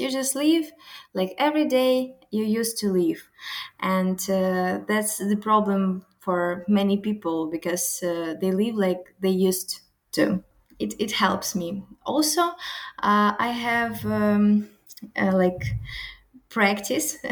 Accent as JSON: {"language": "English", "country": "Ukraine", "tie": "born or raised there", "second_language": "English", "moved": "as an adult", "lives_now": "Porto, Portugal", "said": "Ukrainian girl, usually we're powerful"}